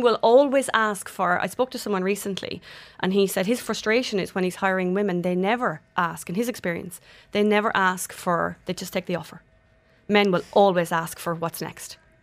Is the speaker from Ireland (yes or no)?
yes; Ireland; moved away; I'm Irish